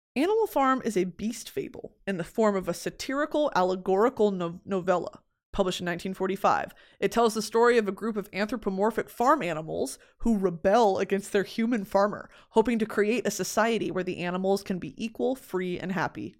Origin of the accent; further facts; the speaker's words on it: United States; I was born in America